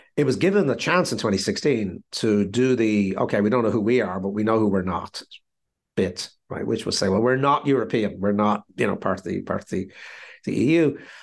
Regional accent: Ireland; being sixty-five and being Irish

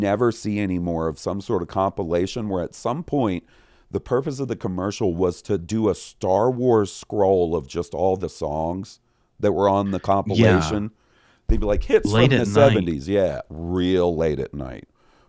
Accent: Goldsboro, North Carolina, United States; now in Kansas City, United States; I grew up in eastern North Carolina before moving out to Kansas City about a decade ago. My hometown of Goldsboro used to run a Crime Stoppers telethon once a year

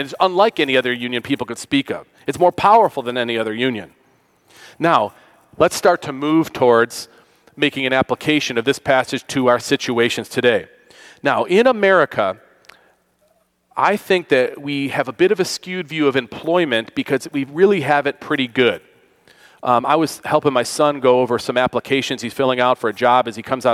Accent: Western New York, United States; I grew up in Western New York, the Rust Belt, as it's called

